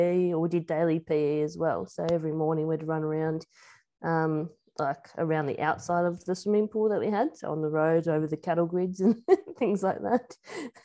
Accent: Tasmania, Australia; also born or lived in Perth, Tasmania / Riverside, Tasmania; I've always lived in Tassie. I've always been a Tassie girl

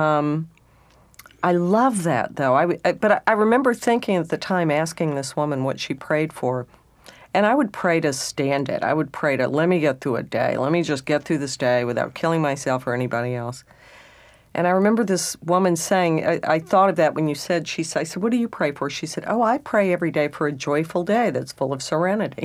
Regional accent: southeast Texas, United States; moved away; being a Texan and then a redneck

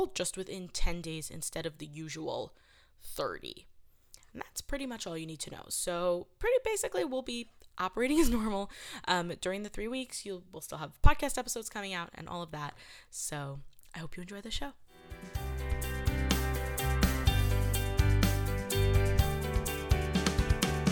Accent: New York City, New York, United States; I'm from New York City. I'm a city girl

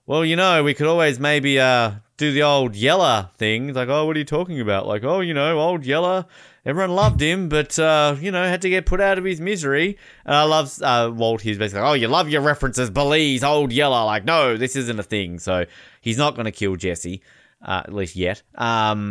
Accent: Australia; I'm from Australia.

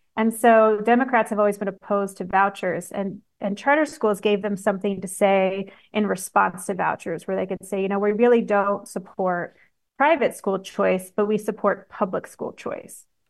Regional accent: Washington, United States; I grew up in Washington State

